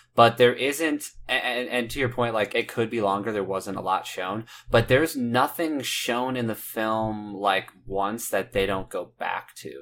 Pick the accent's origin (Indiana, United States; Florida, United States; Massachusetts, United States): Indiana, United States; I'm from Nowheresville, Indiana